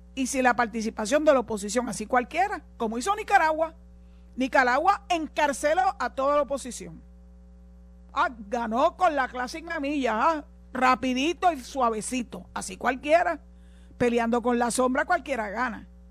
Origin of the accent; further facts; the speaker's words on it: Puerto Rico; los puertorriqueños